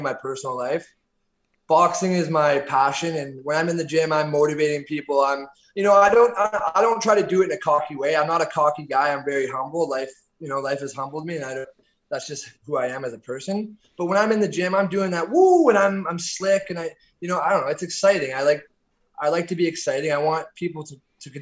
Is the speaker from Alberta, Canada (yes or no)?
no; Orangeville, Ontario, Canada; moved away as an adult; I'm originally from Orangeville, Ontario, about an hour north of Toronto